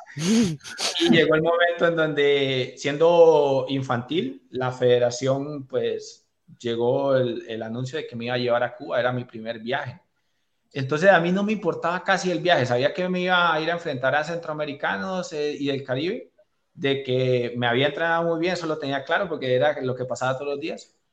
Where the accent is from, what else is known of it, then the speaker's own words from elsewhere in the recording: Liberia, Guanacaste, Costa Rica; now in Cartago, Costa Rica; Yo nací en Liberia, en la provincia de Guanacaste, una de las provincias más lindas de nuestro país, en una ciudad